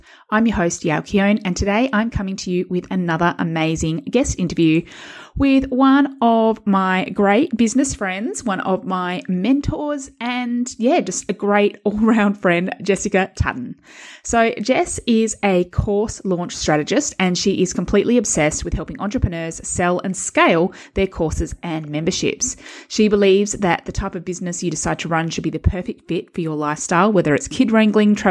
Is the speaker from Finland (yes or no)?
no; Perth, Western Australia, Australia; we're both from Perth